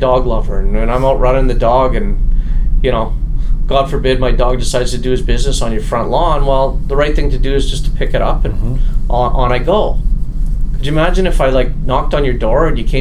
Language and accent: English; Edmonton, Alberta, Canada; I'm from Edmonton, Alberta